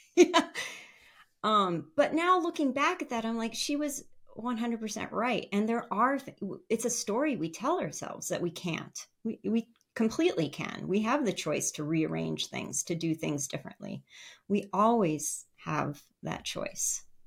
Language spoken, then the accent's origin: English; northern Minnesota, United States; eventually we settled in my hometown in northern Minnesota